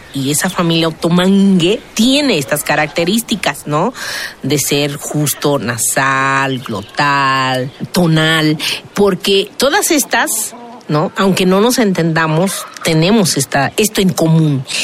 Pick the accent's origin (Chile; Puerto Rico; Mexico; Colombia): Mexico; Oaxaca; Yo soy de la Sierra